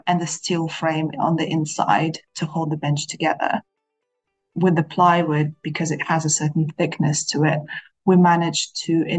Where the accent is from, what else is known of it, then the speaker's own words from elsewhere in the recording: Kazakhstan; moved away as an adult; now in London, United Kingdom; I'm originally from Kazakhstan and I have lived in the UK for almost 10 years now.